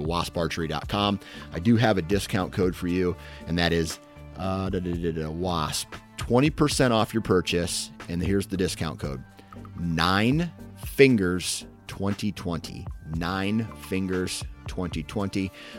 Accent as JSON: {"language": "English", "region": "Midwest", "country": "United States", "said": "because I'm a Midwesterner. I'm a flatlander, as you guys probably would call us."}